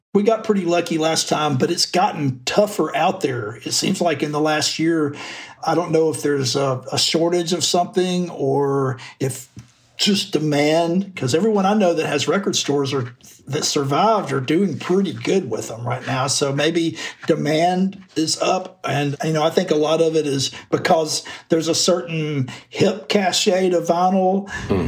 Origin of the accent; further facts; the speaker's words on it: Florence, Alabama, United States; moved away; also born or lived in Memphis / Athens, Georgia; I grew up in the Muscle Shoals area in North Alabama. It was a town called Florence.